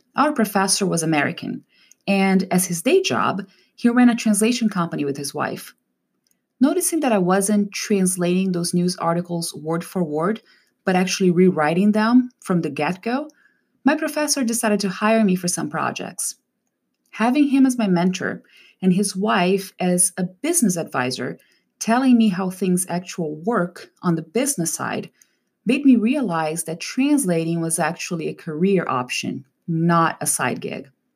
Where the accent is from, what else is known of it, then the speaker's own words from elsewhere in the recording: Brazil; English is a second language; moved away as an adult; now in California, United States; In Brazil, we usually have English classes from a very early age